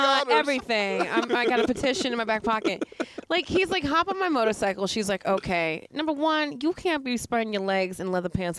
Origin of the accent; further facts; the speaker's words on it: United States; also born or lived in Miami, Florida; I'm American.